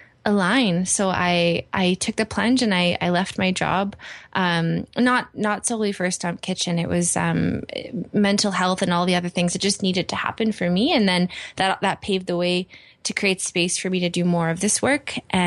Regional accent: Edmonton, Alberta, Canada; I did, yeah. Born and raised.

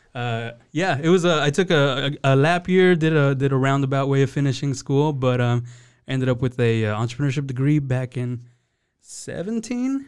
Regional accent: Beaumont, Texas, United States; moved away as an adult; now in Waco, United States; I grew up down in Southeast Texas, Beaumont, Texas

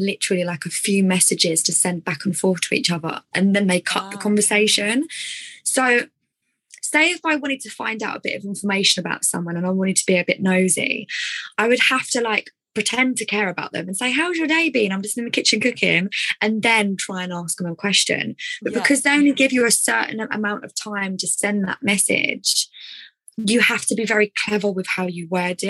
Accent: Essex, East of England, United Kingdom; accent: Essex; with my Essex accent

